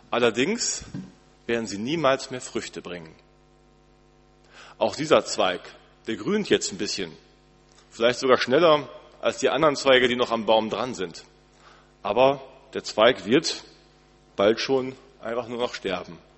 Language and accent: German; Northern Germany, Germany; Wir als Norddeutsche ähm, haben, glaube ich, alle so nicht so viel Ahnung.